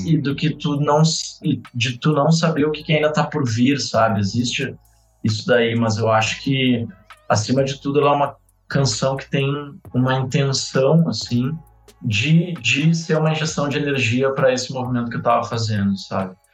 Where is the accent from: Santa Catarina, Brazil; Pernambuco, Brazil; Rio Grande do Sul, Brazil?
Rio Grande do Sul, Brazil; Porto Alegre; now in São Paulo, Brazil; a gente vem de Porto Alegre, é uma cidade que tipo, tem 10% do tamanho de São Paulo.